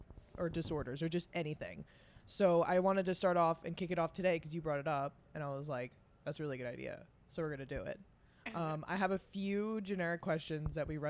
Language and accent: English; East Coast, New York, United States; we grew up like on the East Coast.